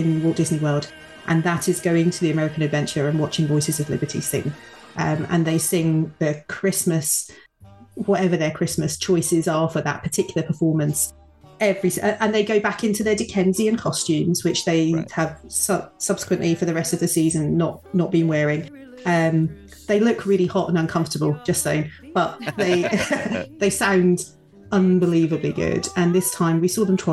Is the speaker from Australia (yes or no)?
no; United Kingdom; Me being very British